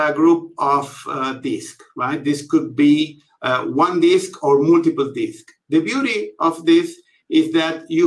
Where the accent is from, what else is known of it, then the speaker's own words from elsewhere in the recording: Buenos Aires, Argentina; I am from Buenos Aires, Argentina